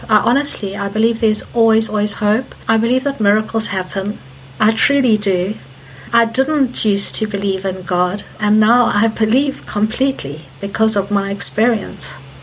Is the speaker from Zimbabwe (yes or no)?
yes; Zimbabwe; also born or lived in South Africa; now in Leeds, United Kingdom; Okay, so I grew up in Zimbabwe and spent many many years of my life there.